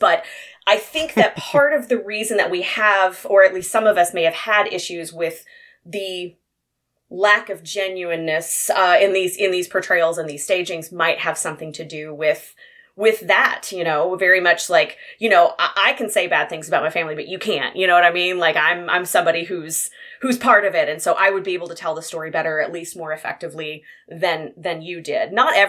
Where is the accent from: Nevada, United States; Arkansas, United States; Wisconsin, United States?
Arkansas, United States; I was not expecting my home state of Arkansas to be featured so prominently in this article